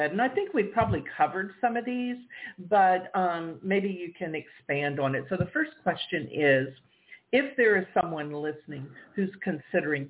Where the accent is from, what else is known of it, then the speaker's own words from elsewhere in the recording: the South, United States; I'm from the South